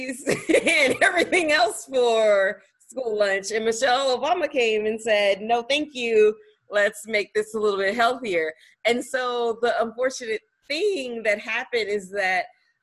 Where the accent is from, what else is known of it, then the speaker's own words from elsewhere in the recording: the South, United States; I'm also from the South